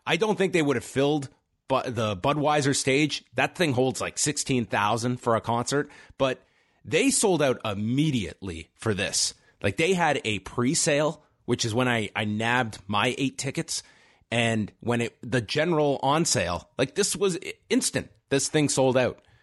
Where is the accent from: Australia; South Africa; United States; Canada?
Canada; if you grew up as a Canadian and are around the age of myself and Wei, we're thirty-four